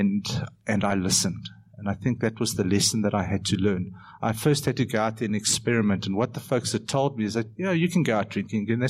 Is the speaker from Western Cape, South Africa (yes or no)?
no; Benoni, Gauteng, South Africa; in my hometown, Benoni, where I live